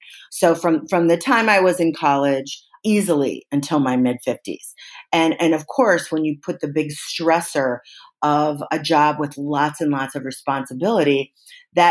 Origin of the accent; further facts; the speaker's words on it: Midwest, United States; the way I was raised in the Midwest